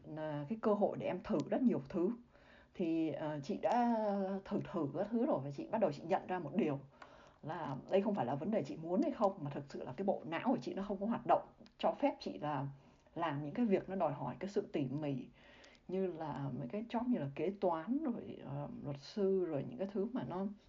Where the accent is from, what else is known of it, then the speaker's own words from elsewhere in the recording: Vietnam; moved away as an adult; also born or lived in Singapore; chỉ có mình chị ở người Việt Nam